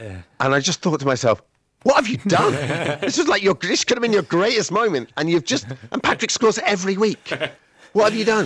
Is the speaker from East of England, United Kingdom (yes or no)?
yes; Colchester, East of England, United Kingdom; accent: English; where I grew up in Colchester, which is about 60 miles northeast of London